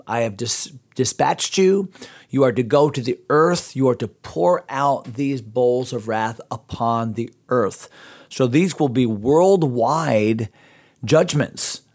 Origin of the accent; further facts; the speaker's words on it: United States; also born or lived in Pittsburgh; I'm American